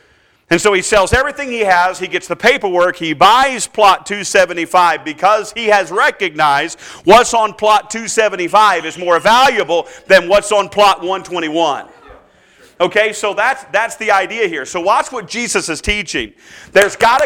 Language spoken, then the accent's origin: English; Durham, North Carolina, United States; I was born and raised in Durham, North Carolina